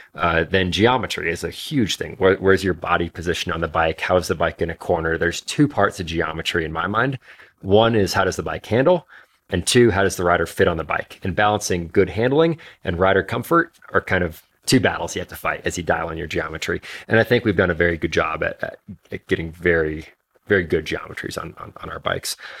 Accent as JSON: {"language": "English", "region": "Alaska", "country": "United States", "tie": "born or raised there", "moved": "yes", "said": "I grew up in Alaska"}